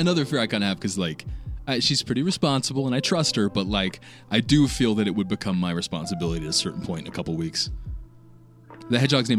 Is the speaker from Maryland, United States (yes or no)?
yes; Maryland, United States; moved away; I grew up in Maryland, right?